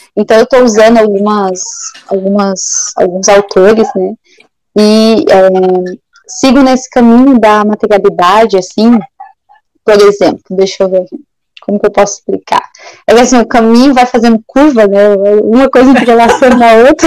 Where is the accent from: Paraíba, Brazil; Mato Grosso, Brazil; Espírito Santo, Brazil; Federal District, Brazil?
Mato Grosso, Brazil; Cuiabá; moved away as an adult; now in Rio Grande do Sul, Brazil; eu sou cuiabana, nasci em Cuiabá e vim fazer a faculdade aqui no Rio Grande do Sul